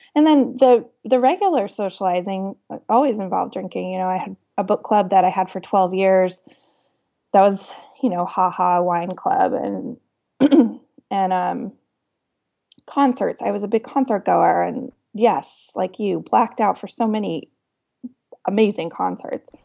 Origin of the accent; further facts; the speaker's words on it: Denver, Colorado, United States; I grew up loving it in Denver